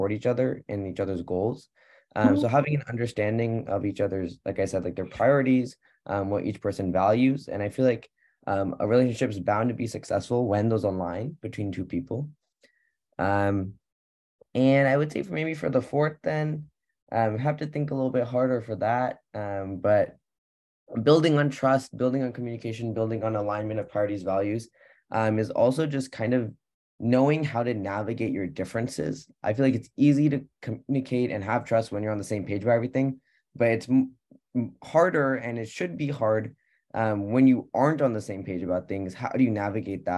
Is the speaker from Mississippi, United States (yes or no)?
no; Pleasanton, California, United States; I'm from the Bay Area, Pleasanton, California